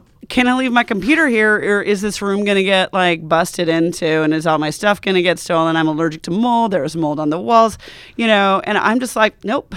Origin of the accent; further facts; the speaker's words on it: Montana, United States; moved away; also born or lived in Wyoming; my culture, which is definitely American, I'm from Montana and Wyoming